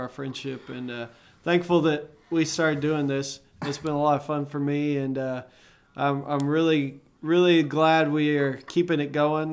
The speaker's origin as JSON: {"language": "English", "town": "Arlington", "region": "Texas", "country": "United States", "tie": "born or raised there", "said": "growing up in Arlington, Fort Worth, Dallas, Fort Worth area"}